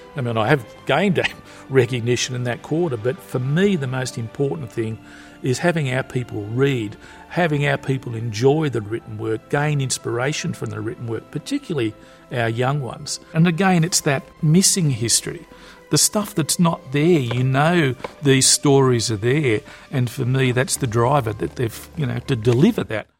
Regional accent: Newcastle, New South Wales, Australia; I grew up on Broadmeadow Racecourse

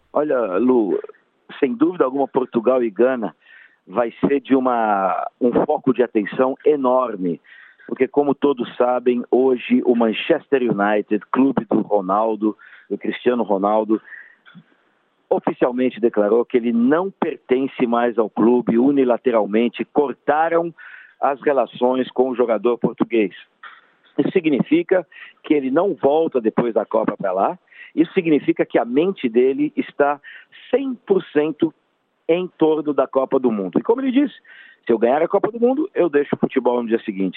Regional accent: Brazil; como brasileiro

